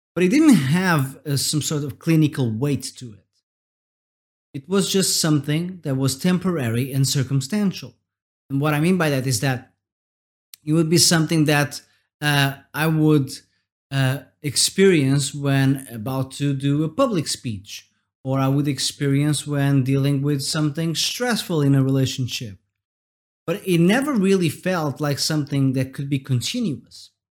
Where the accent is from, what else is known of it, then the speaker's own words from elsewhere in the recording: Portugal; I'm from Portugal, and we have this word